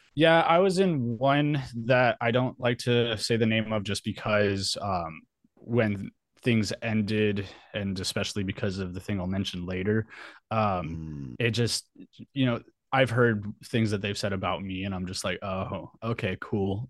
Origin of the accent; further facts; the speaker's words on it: Albuquerque, New Mexico, United States; moved away as an adult; also born or lived in San Diego; I was born and raised in Albuquerque, New Mexico